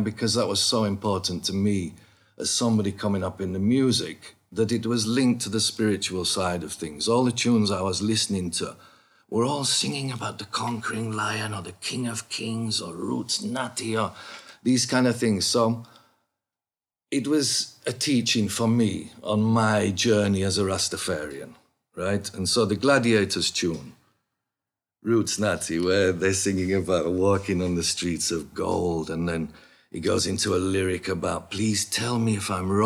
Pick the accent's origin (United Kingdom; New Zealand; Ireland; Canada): United Kingdom; Bradford, Yorkshire and the Humber; also born or lived in Keighley / Huddersfield / Leeds; born and bred in Bradford, you know, and lived in Keighley and around Huddersfield, Leeds, all them places when I was growing up